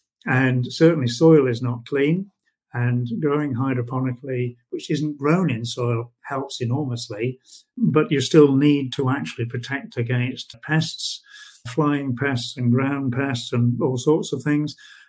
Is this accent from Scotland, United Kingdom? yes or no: no; West Midlands, United Kingdom; born there; also born or lived in United States; No, I was born in the Midlands and have moved around the UK a lot. I've worked over in the USA for a period.